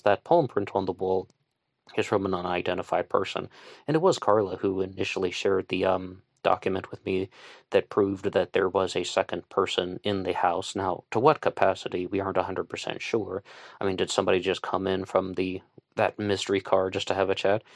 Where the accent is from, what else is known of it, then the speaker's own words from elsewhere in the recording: West Virginia, United States; I'm from West Virginia.